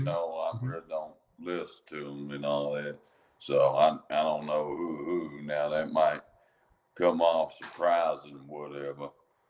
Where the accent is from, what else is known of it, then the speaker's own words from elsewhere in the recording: Kentucky, United States; I'm from Kentucky.